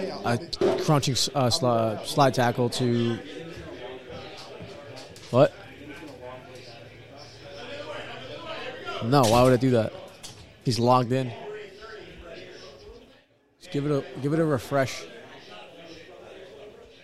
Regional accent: New York, United States; I'm from New York

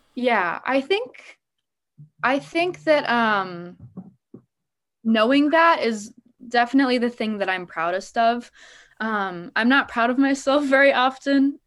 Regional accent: Des Moines, Iowa, United States; born and raised in Des Moines

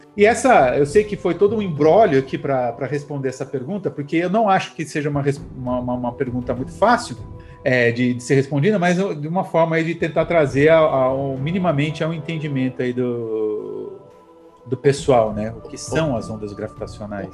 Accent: Taboão da Serra, São Paulo, Brazil; nasci em São Paulo, mas passei toda a infância em Taboão da Serra

